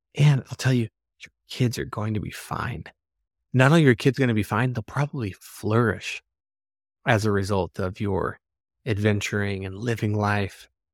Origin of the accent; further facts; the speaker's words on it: Arizona, United States; moved away as an adult; also born or lived in North Shore, Oahu, Hawaii; we moved back to Arizona, but to my hometown